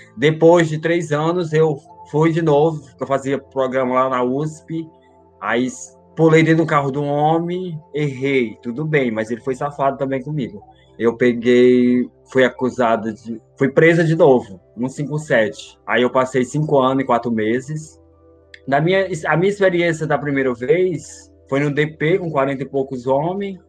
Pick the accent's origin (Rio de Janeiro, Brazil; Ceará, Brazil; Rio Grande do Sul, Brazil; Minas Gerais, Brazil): Ceará, Brazil; Fortaleza; also born or lived in Belo Horizonte; now in São Paulo, Brazil; sou de Fortaleza, Ceará. Eu fui criada pela minha avó